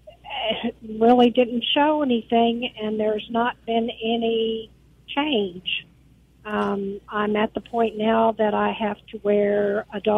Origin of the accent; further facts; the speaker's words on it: Brandon, Mississippi, United States; I'm actually from Brandon.